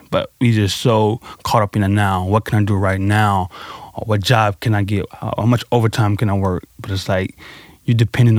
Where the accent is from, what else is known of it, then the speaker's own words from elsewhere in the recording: St. Louis, Missouri, United States; I grew up in Pond Line and North Side City, St. Louis, over by Fairground Parks.